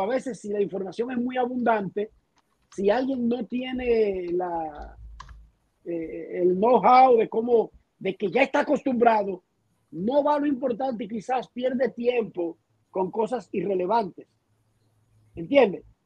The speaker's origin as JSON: {"language": "Spanish", "country": "Dominican Republic", "moved": "as an adult", "lives_now": "Miami, United States", "said": "yo soy dominicano"}